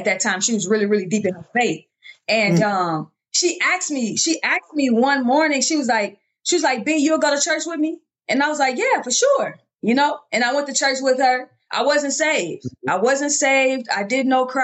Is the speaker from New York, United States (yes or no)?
no; Chicago, Illinois, United States; moved away as an adult; also born or lived in Birmingham, Alabama; So born and raised in Chicago, Illinois, I went to Marshall High School